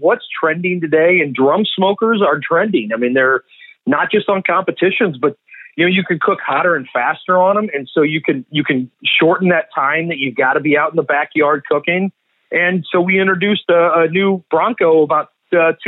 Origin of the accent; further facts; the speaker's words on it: St. Louis, Missouri, United States; also born or lived in Kansas City; I'm from St. Louis, though, born and raised, and diehard Cardinals